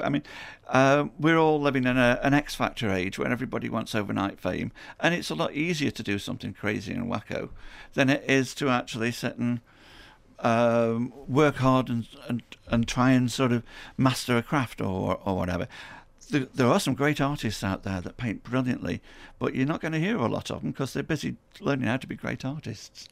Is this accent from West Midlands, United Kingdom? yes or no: yes; Stoke-on-Trent, West Midlands, United Kingdom; I'm born and bred in, in Hanley. I'm born and bred in Stoke on Trent.